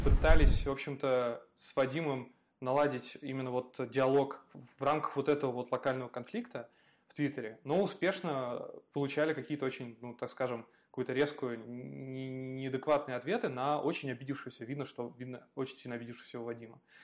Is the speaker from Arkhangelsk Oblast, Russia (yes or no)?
no; Ivanovo, Ivanovo Oblast, Russia; moved away; я периодически езжу к себе на малую родину, вот, смотрю типа, а, в Иванскую область, в Иваново